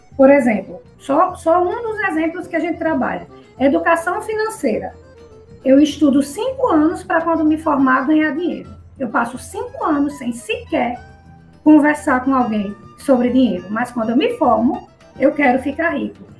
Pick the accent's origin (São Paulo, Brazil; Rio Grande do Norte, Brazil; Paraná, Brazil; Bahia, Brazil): Rio Grande do Norte, Brazil; Natal; moved away as an adult; also born or lived in Mossoró, Rio Grande do Norte; now in Maceió, Brazil; eu estou em Alagoas, mas que eu sou potiguar, tá certo? Eu sou natalense, nascida e criada no Rio Grande do Norte.